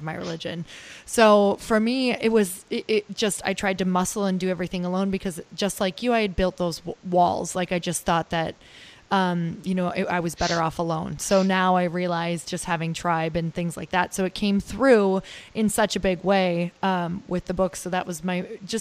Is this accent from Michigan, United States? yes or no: yes; Marquette, Michigan, United States; now in Santa Monica, United States; I'm from Upper Michigan, Marquette, Michigan